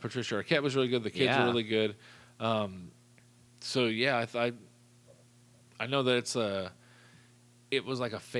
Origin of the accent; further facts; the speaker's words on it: hometown near Teutopolis, Illinois, United States; There's a little town outside of my hometown, I'll just say it's called Teutopolis or T-Town, and they're a tiny town